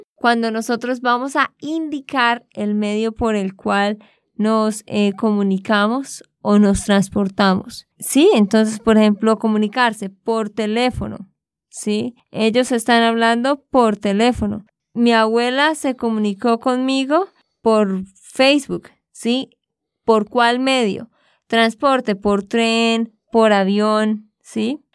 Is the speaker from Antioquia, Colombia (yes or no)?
no; Santander, Colombia; de Santander, Colombia